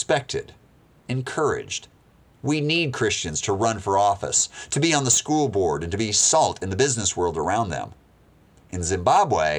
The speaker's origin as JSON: {"language": "English", "country": "United States", "said": "I'm an American"}